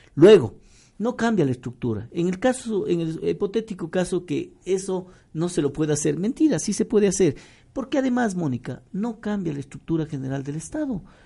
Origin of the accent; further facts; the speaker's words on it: Ecuador; nuestros recursos como ecuatorianos